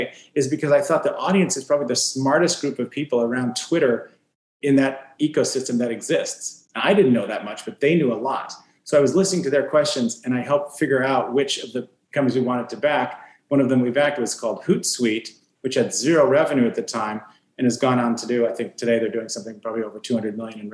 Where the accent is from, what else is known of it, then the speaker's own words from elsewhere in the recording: Fresno, California, United States; from Fresno